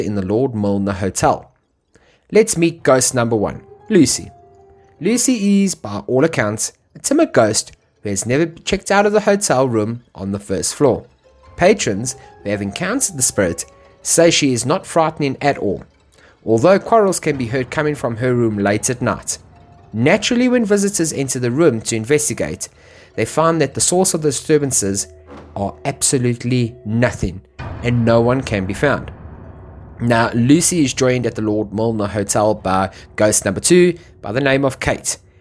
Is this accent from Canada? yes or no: no; South Africa; me being South African